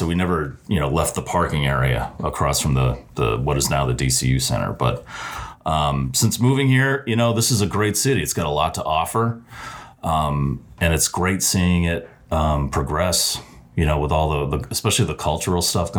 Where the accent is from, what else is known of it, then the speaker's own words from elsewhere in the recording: Natick, Massachusetts, United States; also born or lived in Pittsburgh, Pennsylvania; now in Worcester, United States; Over the 20 years since I've moved here. And, you know, before I lived here, I grew up in Natick.